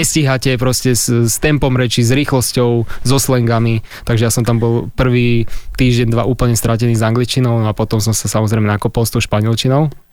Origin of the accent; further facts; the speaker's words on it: Handlová, Trenčín Region, Slovakia; u nás v Handlovej to bolo tak, že každá trieda vždycky potom v tercii